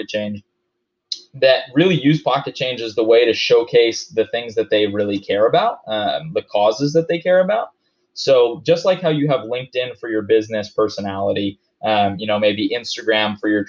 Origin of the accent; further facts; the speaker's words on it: Hawaii, United States; moved away; also born or lived in Denver, Colorado; I grew up in Hawaii